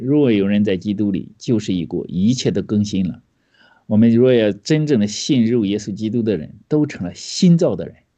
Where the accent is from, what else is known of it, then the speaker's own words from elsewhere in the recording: China; 你知道我们中国人都说